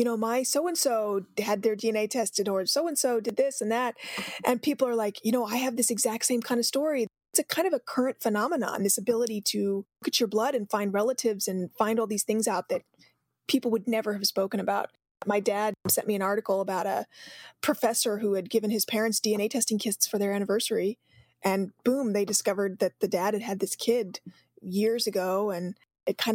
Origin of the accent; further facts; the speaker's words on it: Mesa, Arizona, United States; a girl growing up in Mesa, Arizona, which is where I'm from